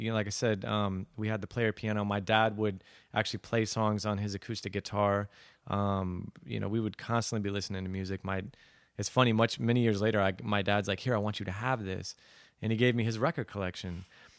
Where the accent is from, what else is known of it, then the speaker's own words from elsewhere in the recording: Aurora, Colorado, United States; also born or lived in Plano, Texas; so I grew up in Aurora, Colorado, and near Denver, and then my dad moved. He flew for Southwest Airlines, so we moved to Dallas to a suburb called Plano, named Plano.